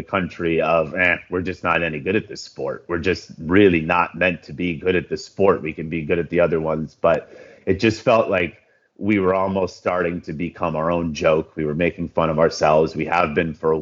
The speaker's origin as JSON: {"language": "English", "country": "United States", "said": "as an American"}